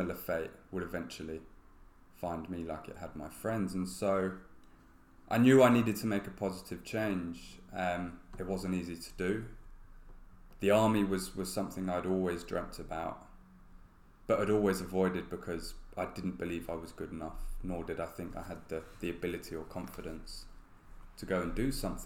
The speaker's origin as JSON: {"language": "English", "region": "London", "country": "United Kingdom", "tie": "born or raised there", "said": "born and bred in London"}